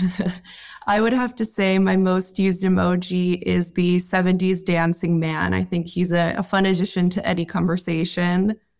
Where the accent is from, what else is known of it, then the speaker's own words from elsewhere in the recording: New York, United States; Growing up in New York, I remember in the early two thousands going into Manhattan